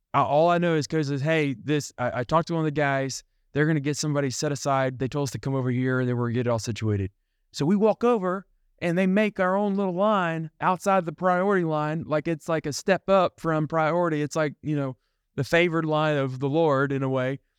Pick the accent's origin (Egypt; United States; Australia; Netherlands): United States; They know that I'm from somewhere else. They know I'm from America.